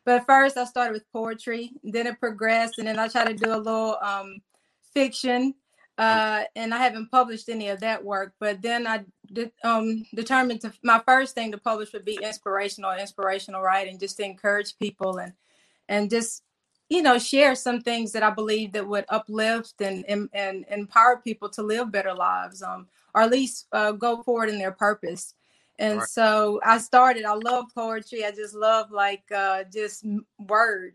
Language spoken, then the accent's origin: English; Jackson, Mississippi, United States; also born or lived in Gulfport, Mississippi / Arkansas; I was raised in Jackson